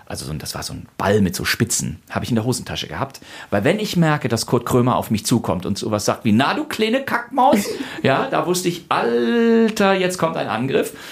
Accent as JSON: {"language": "German", "region": "Rhineland", "country": "Germany", "said": "Den gibt es im Rheinland, wo ich herkomme, nicht. Also selbst wenn bei uns mal ein paar Leute Kölsch sprechen, dann ist das vielleicht gerade mal ganz lustig"}